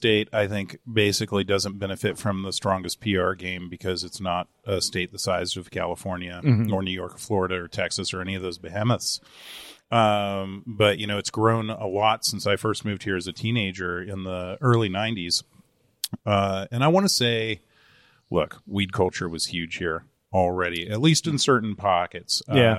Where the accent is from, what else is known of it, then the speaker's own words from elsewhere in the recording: Germany; born there; And my mom was a combat photojournalist in the Army for a while, which is why I was born in Germany.